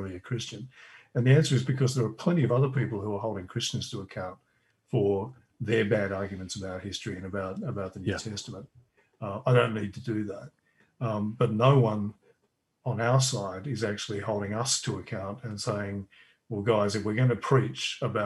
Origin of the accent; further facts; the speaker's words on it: Australia; I'm Australian